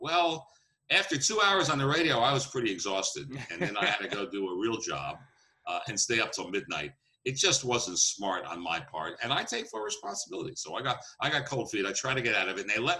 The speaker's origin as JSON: {"language": "English", "region": "Northeast", "country": "United States", "said": "Now, I'm like you. I'm from the Northeast."}